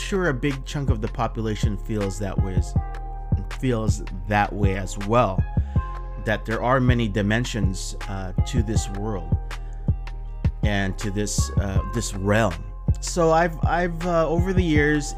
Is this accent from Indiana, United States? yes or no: no; Southern California, United States; So I'm here from Southern California, pretty much born and raised here